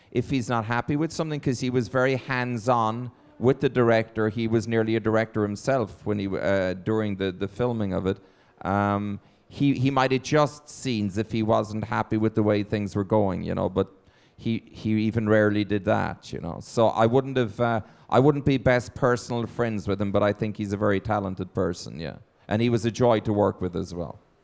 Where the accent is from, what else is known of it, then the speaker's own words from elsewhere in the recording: Ireland; moved away as an adult; now in Los Angeles, United States; my home country and my parents